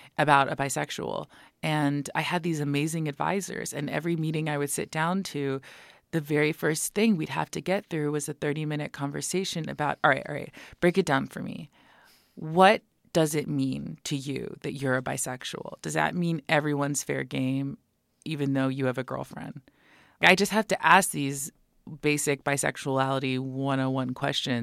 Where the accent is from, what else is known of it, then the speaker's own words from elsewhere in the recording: United States; as an American being raised by Iranians